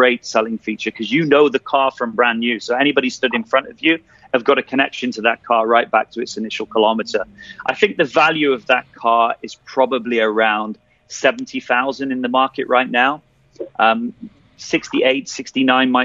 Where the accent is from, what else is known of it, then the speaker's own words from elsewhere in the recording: United Kingdom; now in Dubai, United Arab Emirates; as a Brit